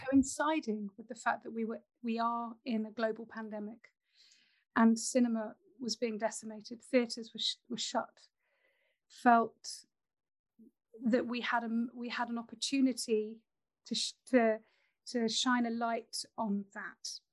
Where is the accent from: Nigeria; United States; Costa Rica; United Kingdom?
United Kingdom; Nottingham, East Midlands; I grew up in Nottingham